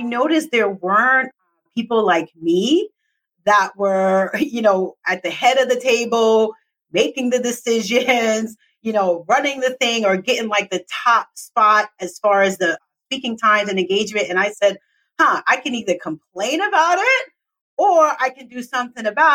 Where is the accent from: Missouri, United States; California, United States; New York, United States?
New York, United States; New York City; I'm from New York City